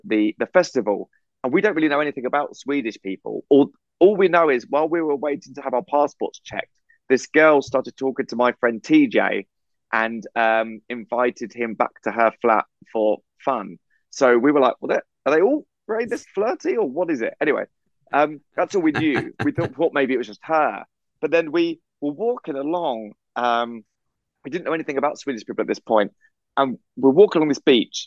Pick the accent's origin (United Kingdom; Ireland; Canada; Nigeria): United Kingdom; England; we're English